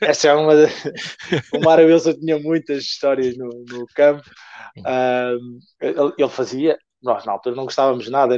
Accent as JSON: {"language": "Portuguese", "country": "Portugal", "said": "eu sou português"}